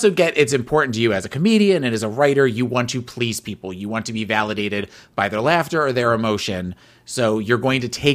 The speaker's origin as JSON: {"language": "English", "region": "New Jersey", "country": "United States", "moved": "yes", "said": "I'm from New Jersey originally"}